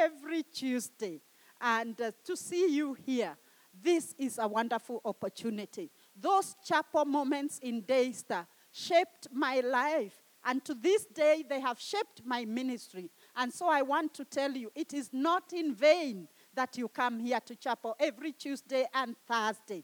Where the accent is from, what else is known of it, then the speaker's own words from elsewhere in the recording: Kenya; I come from Kenya in East Africa